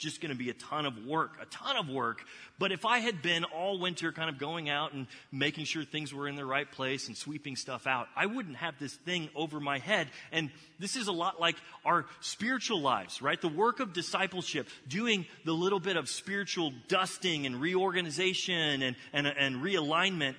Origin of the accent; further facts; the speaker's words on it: Texas, United States; now in Ohio, United States; I'm originally from Texas